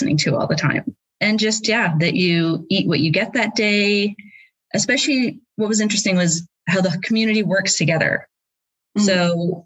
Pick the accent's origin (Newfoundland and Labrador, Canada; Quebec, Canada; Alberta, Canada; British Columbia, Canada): British Columbia, Canada; Prince George; moved away as an adult; also born or lived in Guelph, Ontario; now in Cardiff, United Kingdom; I did my undergraduate degree at the university in my hometown in Prince George